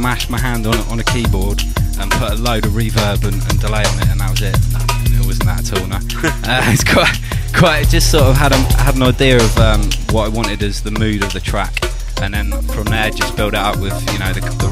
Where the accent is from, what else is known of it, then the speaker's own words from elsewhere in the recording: Bristol, South West England, United Kingdom; I'm from Bristol.